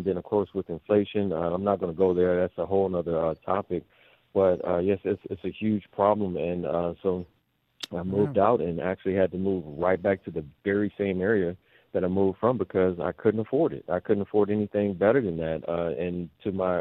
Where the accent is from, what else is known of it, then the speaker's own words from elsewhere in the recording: Henderson, Nevada, United States; also born or lived in Los Angeles; I'm from Henderson